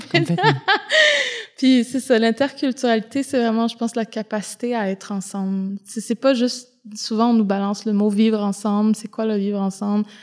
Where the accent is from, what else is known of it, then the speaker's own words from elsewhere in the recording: Côte-Nord, Quebec, Canada; now in Montreal, Canada; je viens de la Côte-Nord aussi, donc euh, je viens d'une région euh, dans le Nord, je viens d'une communauté Inou